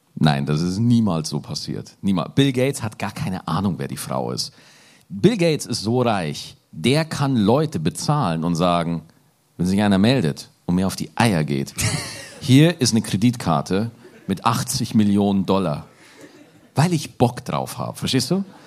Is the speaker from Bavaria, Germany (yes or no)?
yes; Lower Bavaria, Germany; von einem gebürtigen Niederbayern